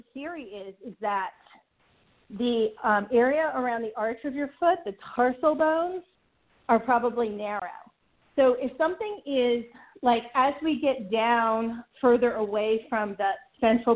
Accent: New York, United States; moved away; also born or lived in Ithaca, New York; I'm originally from New York. In fact, I used to own a property in Syracuse.

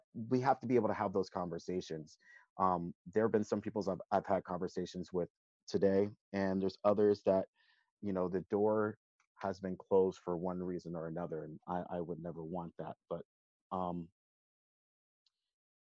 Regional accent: the South, United States; Growing up in the South

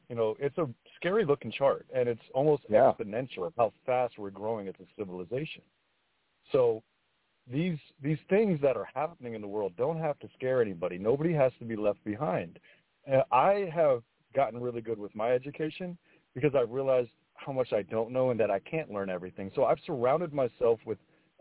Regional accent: Fort Pierce, Florida, United States; I grew up in Fort Pierce as well. I grew up poor

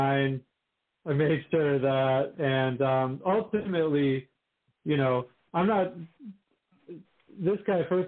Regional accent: Minnesota, United States; now in St. Louis, United States; I come from Minnesota, And when I moved here

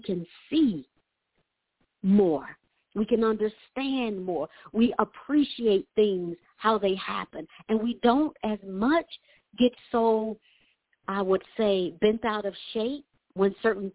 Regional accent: Atlanta, Georgia, United States; growing up in Atlanta

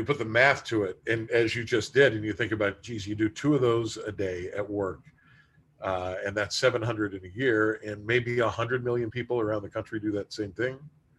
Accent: Appalachian coal fields, United States; I grew up in the Appalachian coal fields. You know, we were just all varying degrees of poor.

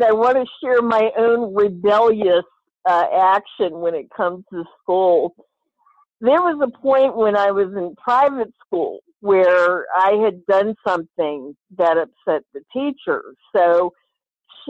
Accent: Rappahannock County, Virginia, United States; I grew up in Rappahannock County, 35 acres Rappahannock River

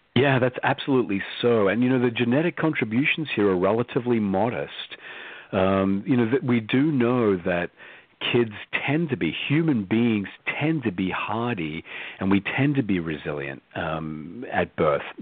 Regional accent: Australia; moved away as an adult; I was born and raised in Australia

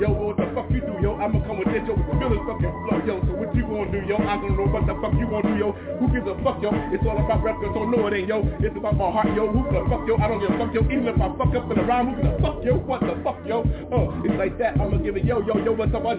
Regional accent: East Coast, United States; now in California, United States; I'm from the East Coast, yo, loving California, though.

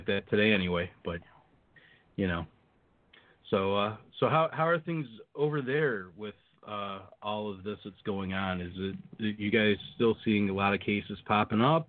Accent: United States; I love being an American

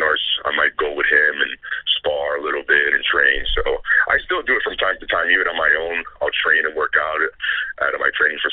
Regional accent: Puerto Rico; first language Spanish; English is a second language; I was raised in Puerto Rico. Spanish was my first language. I didn't speak, read, or write English till I was about 10, 11.

